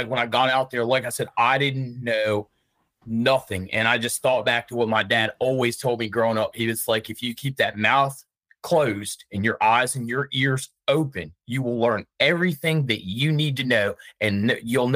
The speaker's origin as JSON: {"language": "English", "town": "Richmond", "region": "Virginia", "country": "United States", "said": "I'm from Richmond, Virginia"}